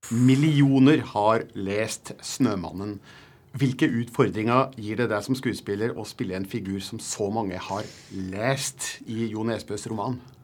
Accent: Norway; jeg er norsk journalist

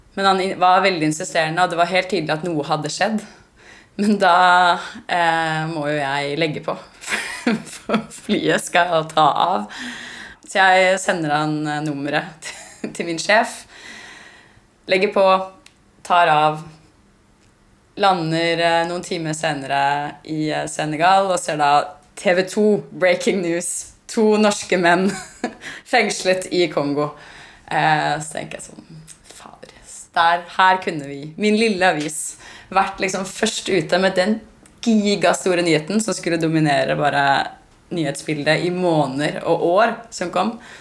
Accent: Norway; Vi begynte å snakke norsk til dem

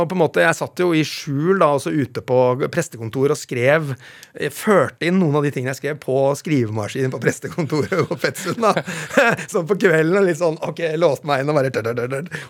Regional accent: Vestfold, Norway; accent: Vestfold; Dialekta mi nå er jo helt ødelagt. Eh, den Vestfold-følelsen, a-endelsen

